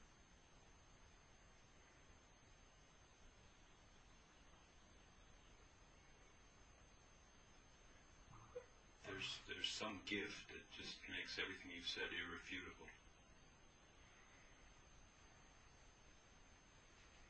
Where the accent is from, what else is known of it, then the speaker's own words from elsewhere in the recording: Bemidji, Minnesota, United States; I was born in Bemidji, Minnesota.